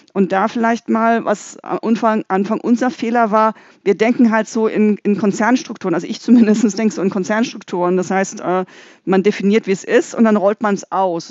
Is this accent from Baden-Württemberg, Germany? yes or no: yes; Freiburg, Baden-Württemberg, Germany; ich komme aus Freiburg